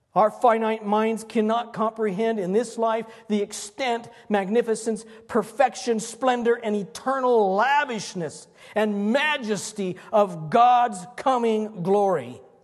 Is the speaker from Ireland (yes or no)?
no; Longmont, Colorado, United States; when Emily and I were growing up in Longmont